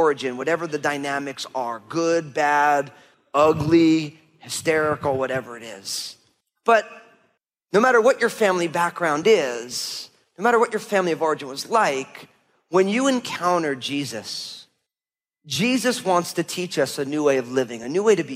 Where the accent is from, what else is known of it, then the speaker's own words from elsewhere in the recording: New Jersey, United States; We grew up in New Jersey, but the reason we grew up in New Jersey was because when my parents started having kids, they couldn't afford buying a house in Brooklyn or Valley Stream or Long Island in New York.